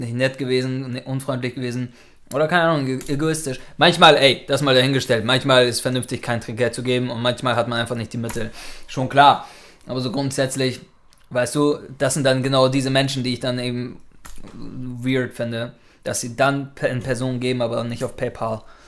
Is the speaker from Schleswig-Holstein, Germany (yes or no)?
yes; Norderstedt, Schleswig-Holstein, Germany; now in Hamburg, Germany; da groß geworden